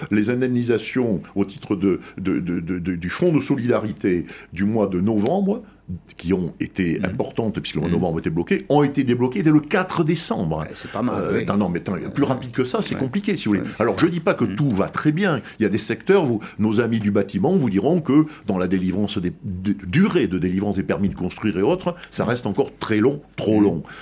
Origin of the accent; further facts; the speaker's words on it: Bordeaux, Nouvelle-Aquitaine, France; je suis bordelais